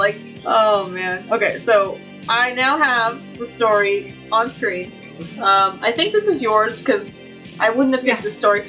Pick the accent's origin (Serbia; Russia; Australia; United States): United States; I mean, granted, I'm American.